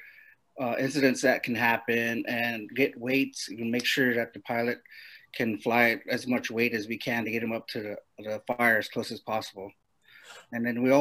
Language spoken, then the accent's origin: English; Mescalero, New Mexico, United States; I grew up in Mescalero